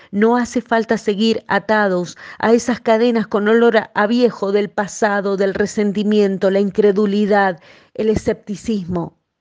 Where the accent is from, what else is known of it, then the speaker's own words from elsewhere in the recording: Argentina; Aquí en mi país, en Argentina